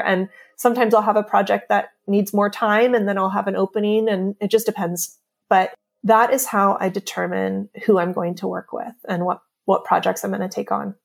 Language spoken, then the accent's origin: English; California, United States; moved away as an adult; also born or lived in New York; now in Pacific Grove, United States; We're both from California, And we actually both, we grew up about fifteen minutes away from each other